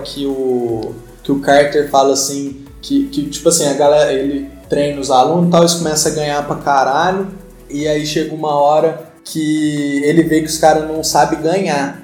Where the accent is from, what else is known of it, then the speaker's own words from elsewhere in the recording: Brazil; a gente, enquanto brasileiros